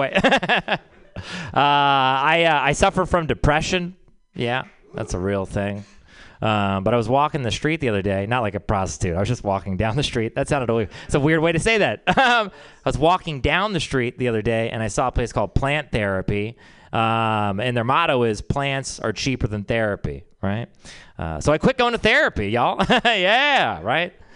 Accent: Texas, United States; I'm from Texas

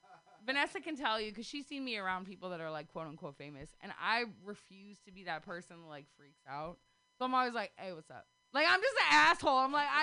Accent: Sacramento, California, United States; I grew up in Oak Park as a kid.

